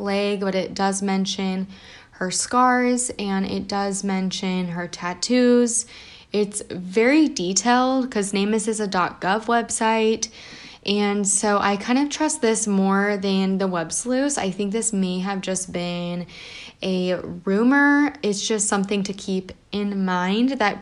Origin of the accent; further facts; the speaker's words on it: United States; I'm American